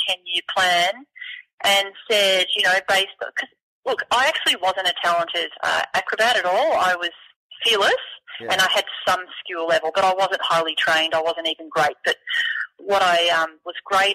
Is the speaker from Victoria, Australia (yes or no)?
yes; Beaumaris, Brighton, Victoria, Australia; we moved from Beaumaris to Brighton, and I went to a trampoline all the time at the Brighton Rec Centre